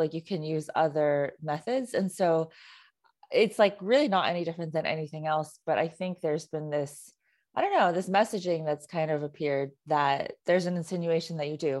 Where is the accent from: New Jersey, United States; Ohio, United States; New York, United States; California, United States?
California, United States; I mean, so I grew up in the Bay Area and I went to a predominantly Asian high school.